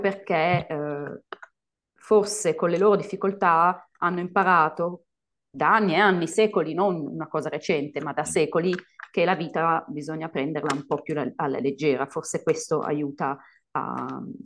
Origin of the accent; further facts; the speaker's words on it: Italy; moved away as an adult; also born or lived in United States / Colombia / Spain; sono tornata in Italia e poi vabbè sono andata di nuovo in Spagna perché io non ce la faccio stare ferma nel mio paese